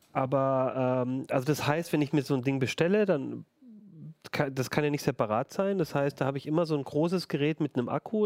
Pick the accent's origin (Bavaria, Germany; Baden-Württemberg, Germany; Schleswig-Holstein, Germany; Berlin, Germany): Baden-Württemberg, Germany; Ulm; now in Hanover, Germany; in meiner Heimatstadt Ulm